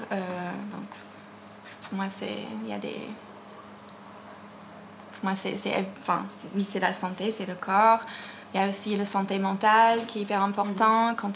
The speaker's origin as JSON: {"language": "French", "country": "United States", "tie": "born or raised there", "said": "pas dire aux États-Unis parce que la Californie, c'est pas pareil que l'Alabama. Mm. Mais, mais oui, enfin, là où j'ai grandi, c'était. C'est très différent"}